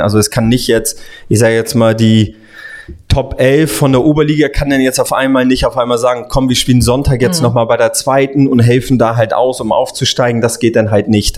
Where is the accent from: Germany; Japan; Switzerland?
Germany; Hamburg; Ich bin Hamburger Jung sozusagen dann halt, bin ähm, habe die Jugend bei bei den Vereinen St. Pauli HSV unter anderem gespielt